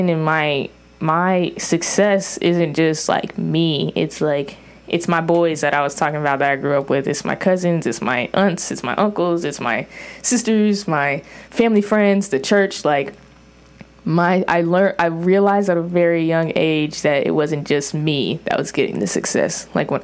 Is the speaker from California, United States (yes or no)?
yes; Orange County, California, United States; me growing up in Orange County and getting public school education